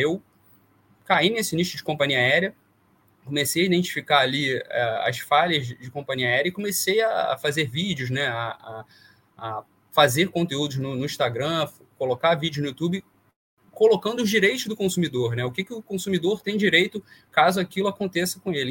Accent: Vassouras, Rio de Janeiro, Brazil; moved away as an adult; eu sou do interior do Rio, de Vassouras, e vim para o Rio fazer faculdade.

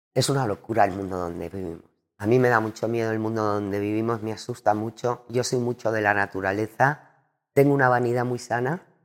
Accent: Andalusia, Spain; also born or lived in Cádiz / Madrid; me encanta mi tierra de Andalucía

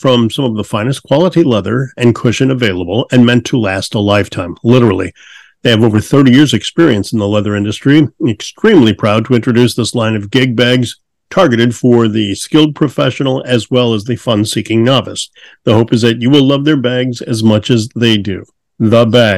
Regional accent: St. Louis, Missouri, United States; also born or lived in Peoria, Illinois; I grew up in St. Louis

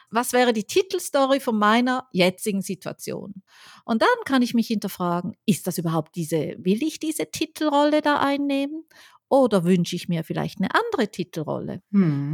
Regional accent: Switzerland; moved away; ich bin ja Schweizerin

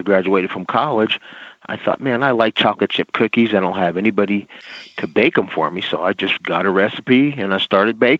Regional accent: New Jersey, United States; I'm from New Jersey

